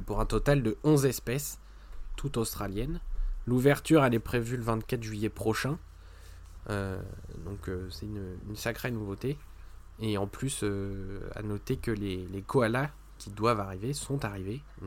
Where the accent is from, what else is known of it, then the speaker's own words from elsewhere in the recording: France; chez nous en France